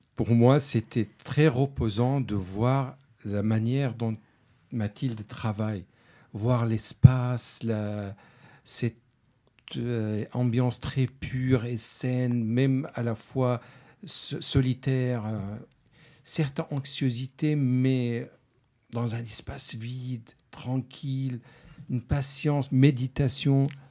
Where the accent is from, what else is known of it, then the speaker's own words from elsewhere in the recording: Syria; French is a second language; moved away as an adult; also born or lived in France / Spain; quand j'ai quitté la Syrie